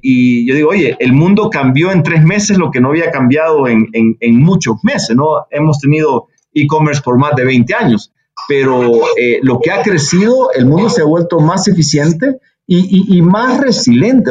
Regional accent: El Salvador; nací en El Salvador, pero mi madre es de Monterrey

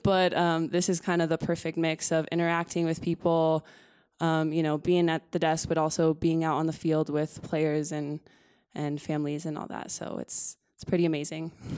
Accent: Los Alamos, New Mexico, United States; moved away; also born or lived in Albuquerque, New Mexico; I'm from Los Alamos, New Mexico. Uh, I grew up there my whole life.

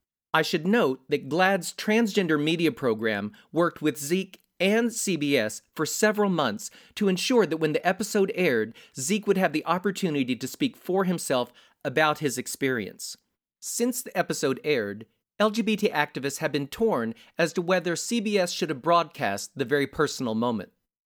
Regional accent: Midwest, United States; And you know, I'm from the Midwest. I come from a very conservative background

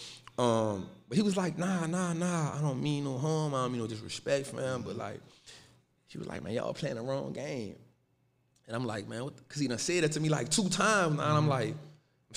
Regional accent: New Orleans, Louisiana, United States; I'm from New Orleans, born and raised

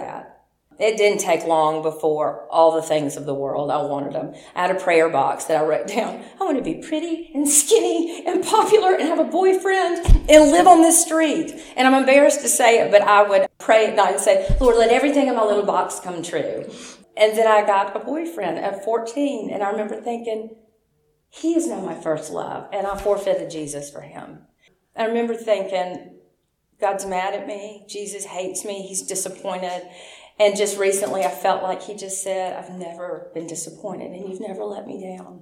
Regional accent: Memphis, Tennessee, United States; I was born in Memphis

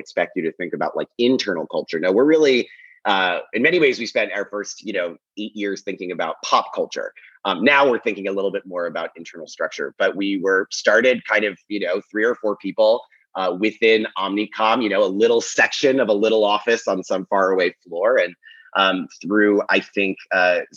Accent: Philadelphia, Pennsylvania, United States; also born or lived in Brooklyn, New York City; now in New York City, United States; I'm from Philadelphia originally

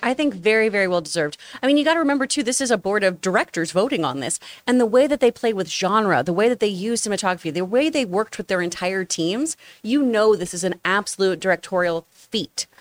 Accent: the South, United States; when I grew up in the South

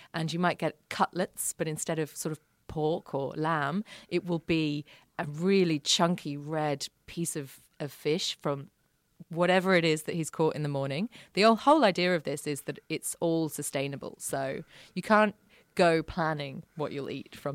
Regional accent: around London, United Kingdom; now in Sydney, Australia; I grew up around London

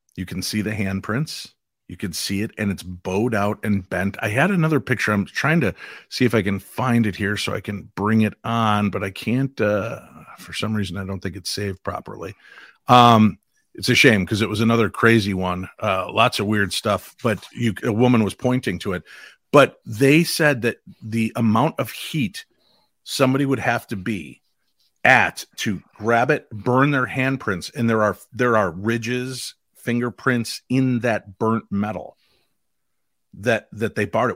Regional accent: Chicago, Illinois, United States; I grew up in the Chicagoland area

